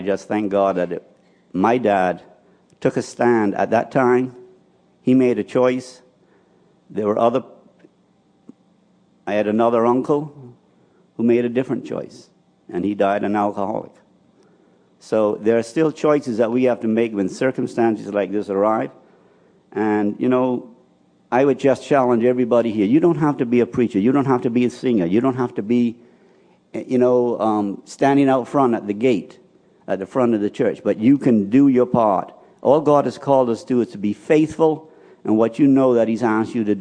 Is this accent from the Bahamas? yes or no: yes; Spanish Wells, Eleuthera, Bahamas; I was born and raised in Spanish Wells